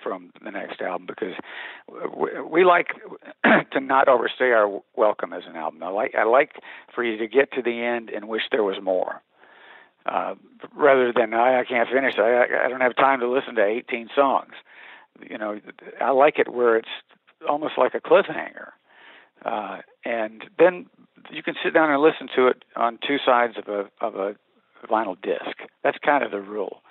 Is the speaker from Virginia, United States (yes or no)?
no; Montgomery, Alabama, United States; now in Nashville, United States; I'm born and raised in Montgomery, Alabama